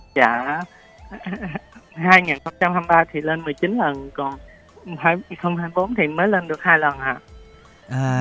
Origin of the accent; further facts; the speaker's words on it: Tan An, Long An, Vietnam; ở Long